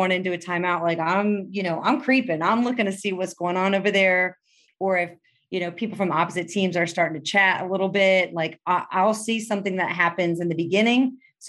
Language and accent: English; Cincinnati, Ohio, United States; now in Chicago, United States; I grew up in Cincinnati